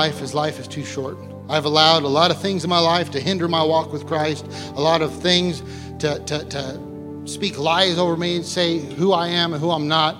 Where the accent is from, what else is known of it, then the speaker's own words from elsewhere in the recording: United States; as the American church, we become so used to, you know, grace and mercy because we live in such a free country